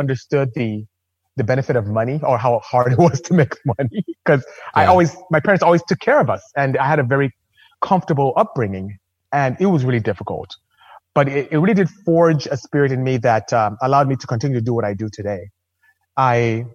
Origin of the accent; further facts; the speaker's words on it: Nigeria; now in United States; as you can hear from my accent, I'm not American. I'm not from here. I'm Nigerian, actually. I'm from West Africa